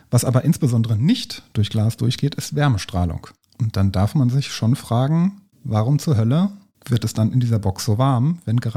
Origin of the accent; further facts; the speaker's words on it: United States; Grad Fahrenheit, ja, natürlich, alles Grad Fahrenheit, ich bin Amerikanerin.